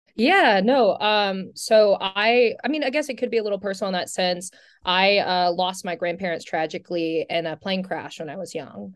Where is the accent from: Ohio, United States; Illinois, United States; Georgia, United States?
Georgia, United States; St. Simons Island; moved away; I'm from Saint Simon's Island